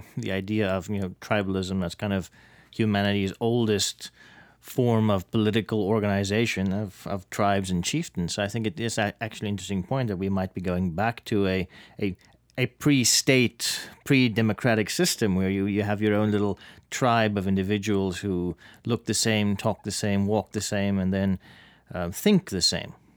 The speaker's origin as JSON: {"language": "English", "country": "South Africa", "moved": "yes", "lives_now": "United States", "said": "my home country of South Africa"}